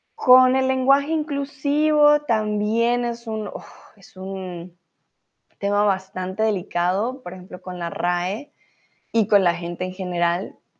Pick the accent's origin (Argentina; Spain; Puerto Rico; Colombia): Colombia; moved away as an adult; also born or lived in Mexico; now in Germany; yo soy de Colombia